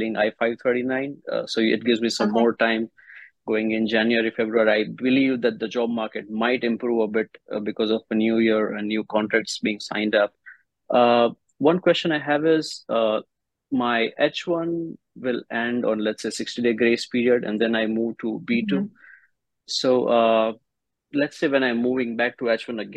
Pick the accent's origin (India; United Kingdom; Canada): India; moved away as an adult; now in United States; my home country, India